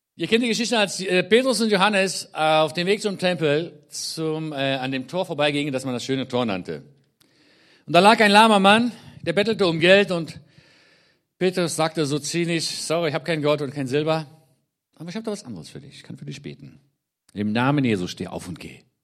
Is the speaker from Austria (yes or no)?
no; Israel; also born or lived in Germany; ich bin in Deutschland geboren, mit elf Jahren dann nach Israel eingewandert und seit dann, also seit meinem elften Lebensjahr lebe ich in Israel, bin dort aufgewachsen